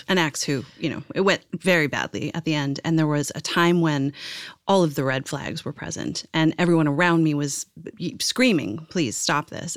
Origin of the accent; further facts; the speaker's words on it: Ireland; where I'm from in, like, Irish